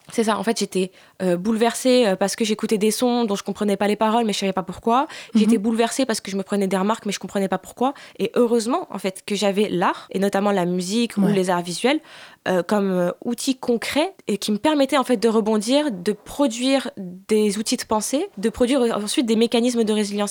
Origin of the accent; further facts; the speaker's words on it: a small town in Bouches-du-Rhône, Provence-Alpes-Côte d'Azur, France; also born or lived in Rif, Morocco (family origin); France, euh, dans une petite ville euh, dans les Bouches-du-Rhône